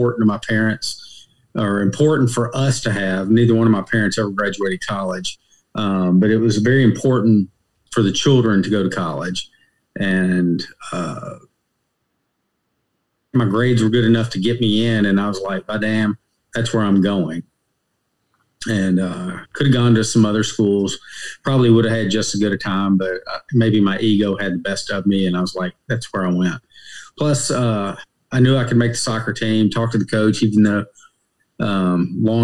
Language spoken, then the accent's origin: English; Hopkinsville, Kentucky, United States; moved away as an adult; also born or lived in Nashville, Tennessee; now in Raleigh, United States; Born in Nashville, Tennessee, but at a very early age, moved to a small town in Western Kentucky called Hopkinsville, Kentucky.